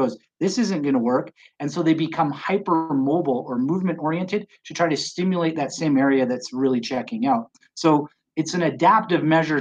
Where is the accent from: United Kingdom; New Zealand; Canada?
Canada; British Columbia; now in Colorado, United States; I grew up in British Columbia, Canada